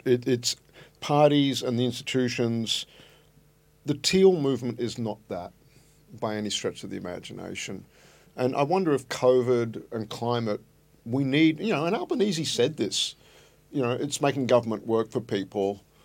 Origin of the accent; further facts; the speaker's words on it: Brisbane, Queensland, Australia; moved away; I grew up in Brisbane.